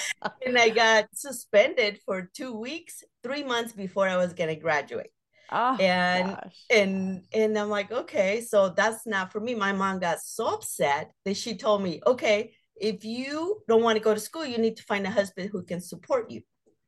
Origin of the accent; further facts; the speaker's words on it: Phoenix, Arizona, United States; I grew up in South Phoenix and living like a wild child.